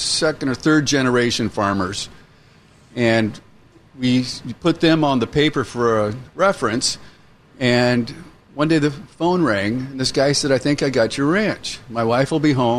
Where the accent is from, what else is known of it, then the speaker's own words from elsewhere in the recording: Seattle, Washington, United States; I was born and raised in Seattle, carpenter by trade